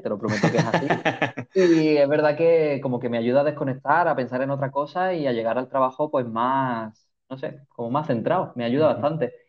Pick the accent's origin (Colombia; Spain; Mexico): Spain; Málaga, Andalusia; moved away as an adult; Vivo en una isla y soy de Málaga, o sea que el olor a mm. mar me recuerda a la infancia, al colegio, al instituto, a la familia